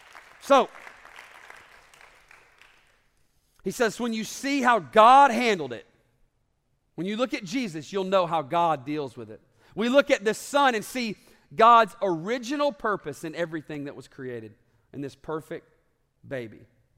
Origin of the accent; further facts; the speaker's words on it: the South, United States; also born or lived in Alabama; And I grew up in the South, and football is kind of a big deal.